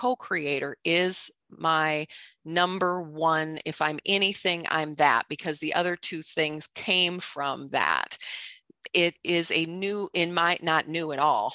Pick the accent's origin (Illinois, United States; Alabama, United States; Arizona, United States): Illinois, United States; Chicago; I grew up in Chicago